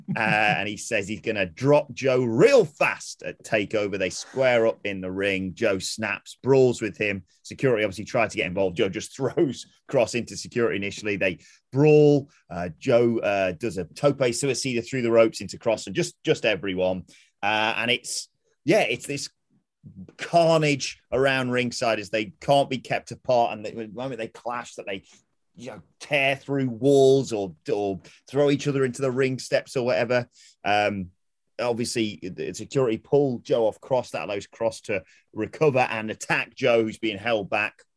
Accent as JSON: {"language": "English", "area": "Derbyshire", "region": "East Midlands", "country": "United Kingdom", "said": "I'm from Derbyshire, it's close to Yorkshire"}